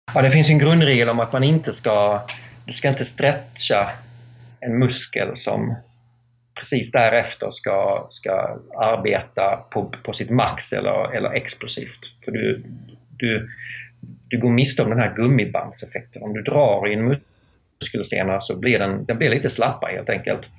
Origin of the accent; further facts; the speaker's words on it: Skåne, Sweden; also born or lived in United States; now in Täby, Sweden; jag kommer från Skåne ursprungligen men bor i, i Täby utanför Stockholm